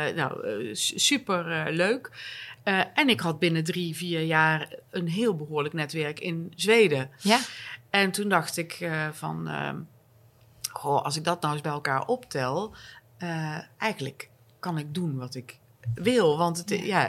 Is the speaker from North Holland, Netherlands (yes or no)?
no; North Brabant, Netherlands; accent: zachte G; moved away as an adult; now in Stockholm, Sweden; als Brabantse uit Stockholm belt